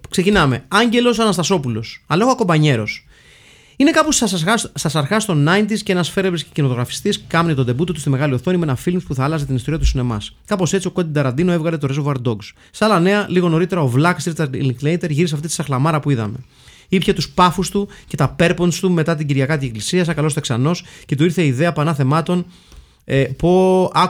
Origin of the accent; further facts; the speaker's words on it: Livadeia, Central Greece, Greece; να τιμήσω και την πόλη μου τη Λιβαδιά.